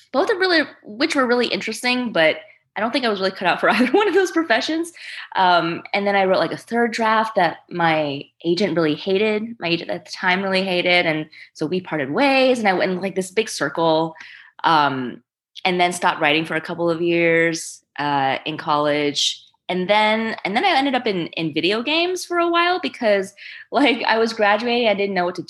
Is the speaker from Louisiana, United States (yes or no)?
yes; New Orleans, Louisiana, United States; English is a second language; also born or lived in China; I moved to the States when I was five from China and settled with my parents in Louisiana, in New Orleans. And I didn't know English yet